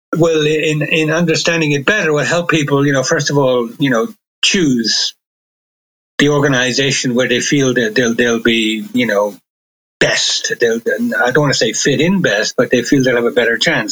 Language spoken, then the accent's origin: English; Ireland; also born or lived in London, United Kingdom; now in Germany; I was born in Ireland. I've, I've lived in Germany uh, for a good many years